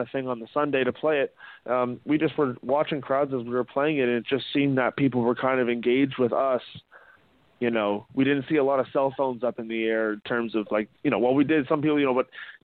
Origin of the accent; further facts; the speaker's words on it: Ajax, Ontario, Canada; I'm from Ajax